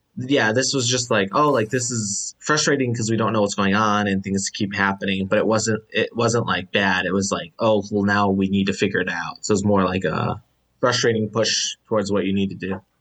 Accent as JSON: {"language": "English", "town": "Chicago", "region": "Illinois", "country": "United States", "said": "I'm the only, um, person from Chicago"}